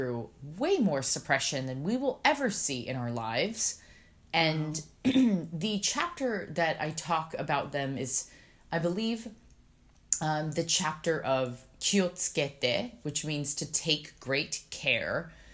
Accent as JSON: {"language": "English", "town": "San Diego", "region": "California", "country": "United States", "tie": "born or raised there", "moved": "yes", "lives_now": "New York, United States", "said": "I'm from San Diego."}